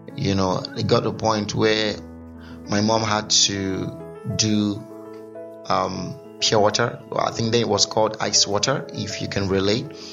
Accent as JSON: {"language": "English", "town": "Onitsha", "region": "Anambra", "country": "Nigeria", "tie": "born or raised there", "said": "I grew up, I was born in Anambra State. Sorry, did I just say Anambra State? Yeah, Anambra State. Yeah, about precisely in Onitsha."}